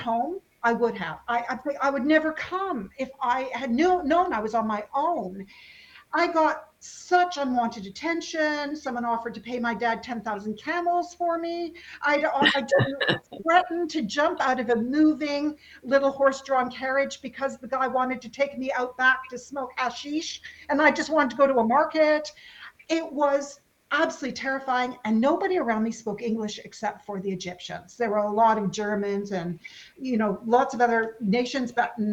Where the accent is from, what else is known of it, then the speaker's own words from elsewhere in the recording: west coast of Canada, Canada; moved away as an adult; also born or lived in England; I, being from the west coast of Canada, we're a long way from everything